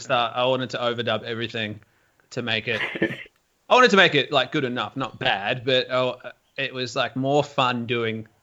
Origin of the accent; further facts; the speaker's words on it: Melbourne, Victoria, Australia; I grew up in Melbourne in the suburbs